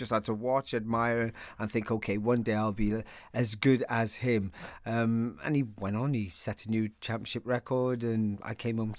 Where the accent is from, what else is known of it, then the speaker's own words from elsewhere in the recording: Wales, United Kingdom; I always used to think that people should know that I'm Welsh more than I'm English, because they would always presume I was English.